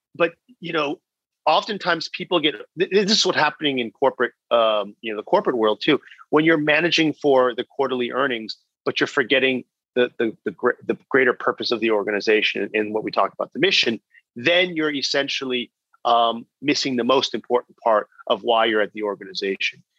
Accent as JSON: {"language": "English", "area": "Bay Area", "region": "California", "country": "United States", "tie": "born or raised there", "also_born_or_lived": "China", "moved": "as an adult"}